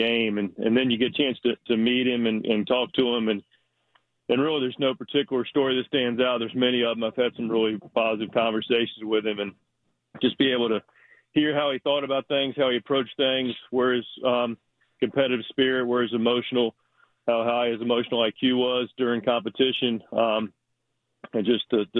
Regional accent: North Carolina, United States; You know, I grew up in the Double A clubhouse with the Orioles, so I was a little more tuned into that organization

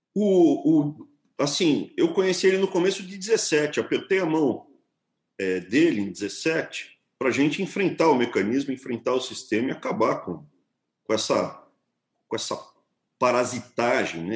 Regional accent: São Paulo, Brazil; eu sou, cara, um paulistano, nasci em São Paulo

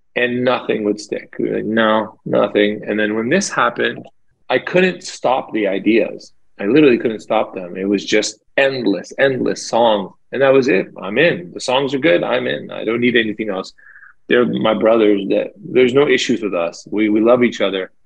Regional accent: Toronto, Ontario, Canada; growing up in Toronto, there's a huge Jamaican population. So we grew up around a lot of reggae music

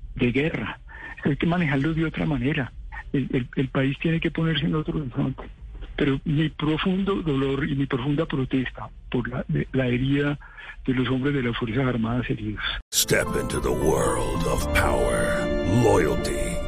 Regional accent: Colombia; Yo como colombiano

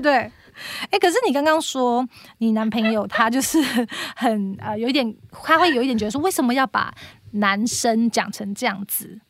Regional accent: Taiwan; moved away as an adult; now in Singapore; 因为我们台湾长大

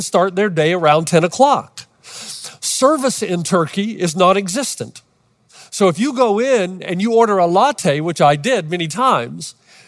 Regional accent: Los Angeles, California, United States

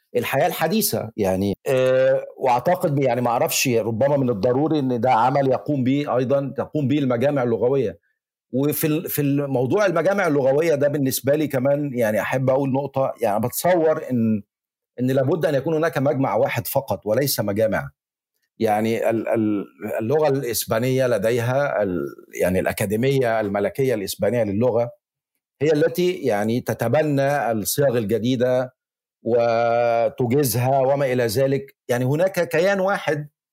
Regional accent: Egypt; accent: Egyptian; moved away as an adult; also born or lived in Valencia, Spain; now in Spain; أنا بتكلم مصري

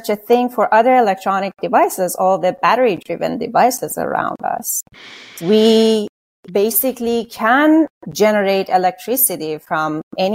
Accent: Iran; moved away; I was born and raised in Iran.

